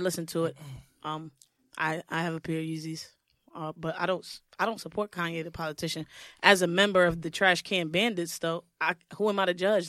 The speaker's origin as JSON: {"language": "English", "town": "New York City", "region": "New York", "country": "United States", "said": "Brooklyn. I'm from Brooklyn"}